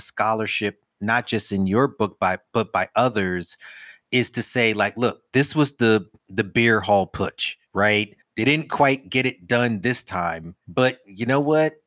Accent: New York, United States; I grew up in New York

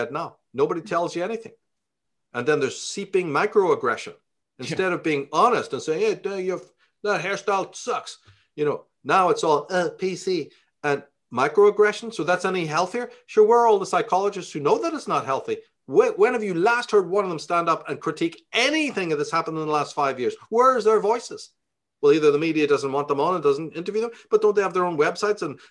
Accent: Ireland; now in United States; we grew up in Ireland

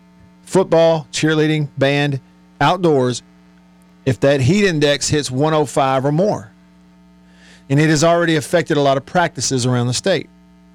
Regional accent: Tupelo, Mississippi, United States; if you're listening live in the smack middle of the day with the sun out in my hometown of Tupelo, it is 80 degrees out there.

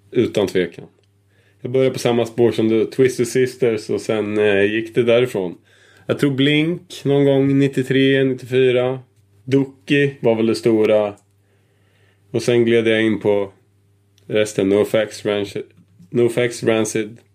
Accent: Örebro, Örebro County, Sweden; Jag är från Örebro.

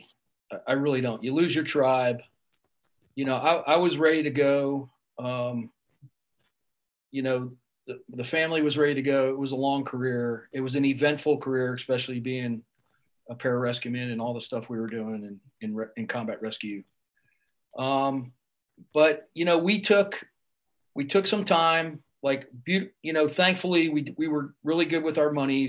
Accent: South Florida, United States; I grew up in South Florida

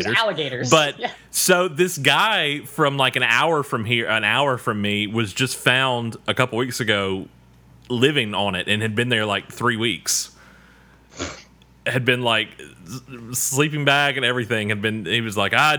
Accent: Mississippi, United States; I'm from Mississippi.

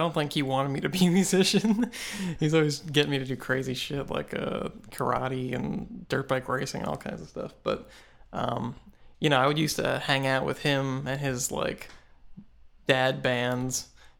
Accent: St. Petersburg, Florida, United States; Right here, about 6 blocks away.

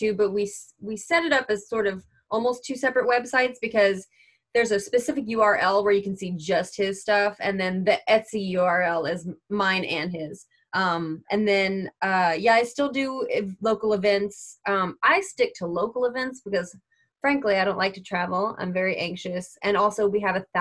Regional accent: Lake Charles, Louisiana, United States; I'm from Lake Charles

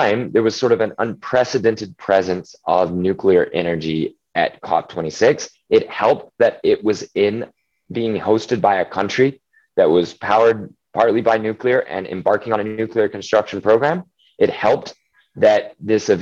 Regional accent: Oklahoma, United States; I'm from Oklahoma

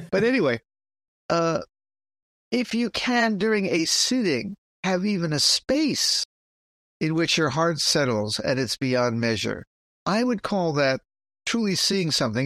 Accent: New York City, New York, United States; I'm from the Bronx. That's how we pronounce it.

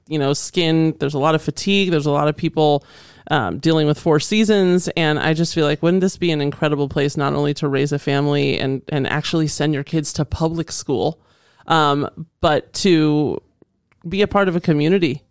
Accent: Northern Virginia, United States; also born or lived in Indiana / Los Angeles; now in Boise, United States; growing up in Northern Virginia

